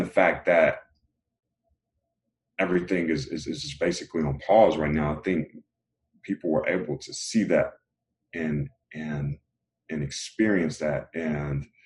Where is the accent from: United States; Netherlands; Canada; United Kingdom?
United States; Raleigh, North Carolina; also born or lived in LaGrange, North Carolina; I come from Raleigh, North Carolina, and you know, Raleigh is a decent size city, but I was born in the LaGrange area, North Carolina, which is a smaller town.